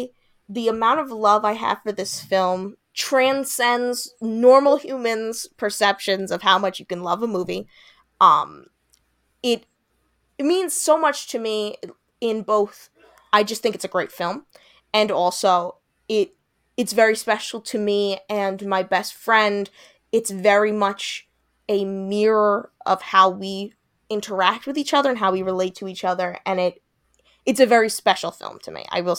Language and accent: English; New York, United States; See, now I wouldn't know that because I'm not from LA. I'm from Long Island, and that generally is what our high schools look like.